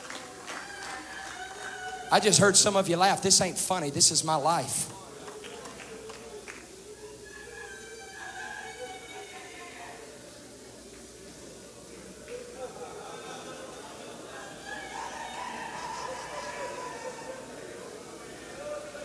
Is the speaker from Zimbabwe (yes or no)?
no; Bogalusa, Louisiana, United States; accent: southern drawl; I come from Bogalusa, Louisiana